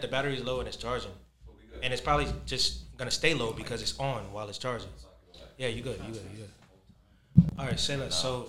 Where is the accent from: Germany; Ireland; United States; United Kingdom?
United States; New York; moved away; I'm originally from New York. I just left and came back.